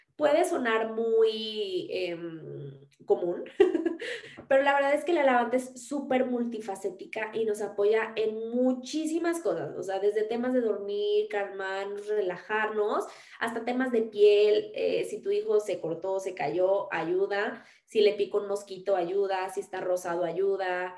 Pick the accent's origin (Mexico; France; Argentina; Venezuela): Mexico; also born or lived in Mexico City